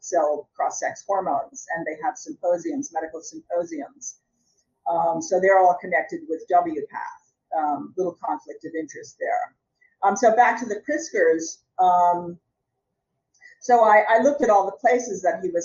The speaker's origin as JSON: {"language": "English", "country": "United States", "said": "I'm an American"}